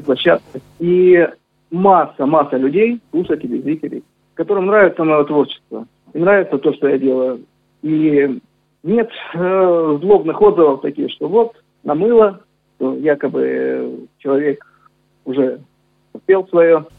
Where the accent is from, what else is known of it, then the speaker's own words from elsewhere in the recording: Novocherkassk, Rostov Oblast, Russia; я родился на Дону, я считаю, что я полноправный казак